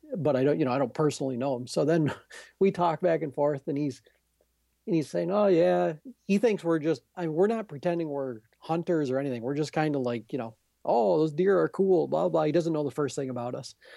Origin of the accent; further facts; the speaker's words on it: Adirondacks, New York, United States; I'm from the Adirondacks